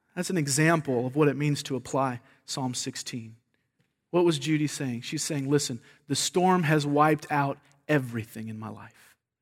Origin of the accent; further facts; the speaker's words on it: the South, United States; moved away; I'm from the South